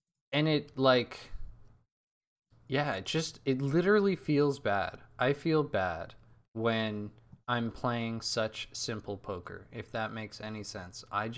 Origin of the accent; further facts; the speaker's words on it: Burlingame, California, United States; I'm forever fucked when it comes to my hometown. It's Burlingame, California.